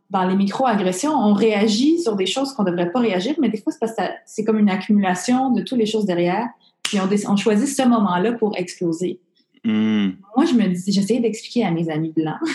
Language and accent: French; Montreal, Quebec, Canada; Je suis née à Maisonneuve, Rosemont. je, {S0} je, {S1} je, suis plus québécoise, je suis plus montréalaise que toi qui es née à Rimouski